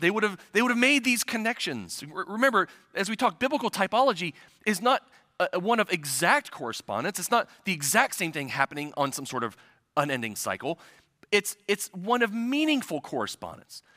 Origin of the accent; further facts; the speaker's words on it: central Ohio, United States; moved away; a little village in, in the central part of Ohio where I'm originally from